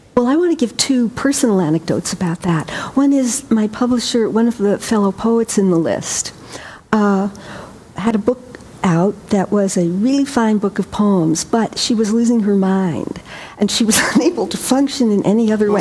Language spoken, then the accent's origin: English; New York, United States; I grew up in New York